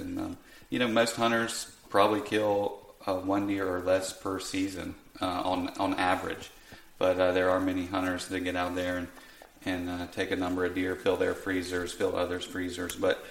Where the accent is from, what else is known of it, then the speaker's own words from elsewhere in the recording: Southeast, United States; You can tell I'm more from the Southeast here